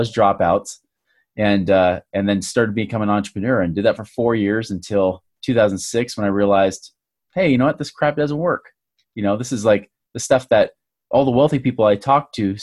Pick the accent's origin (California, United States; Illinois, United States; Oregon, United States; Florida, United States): Oregon, United States; now in Utah, United States; I grew up in Oregon in the USA here